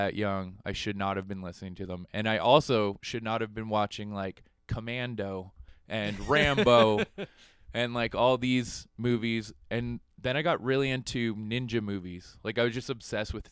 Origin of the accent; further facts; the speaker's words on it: London, Ontario, Canada; I'm from London, Ontario